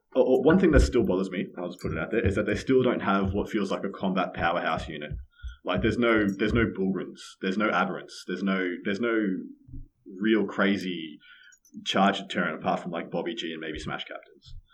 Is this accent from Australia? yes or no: yes; Victoria, Australia; my home state, Victoria